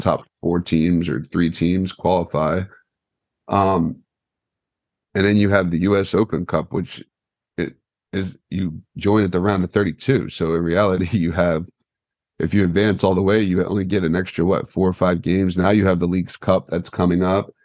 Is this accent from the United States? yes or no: yes; United States; I'm American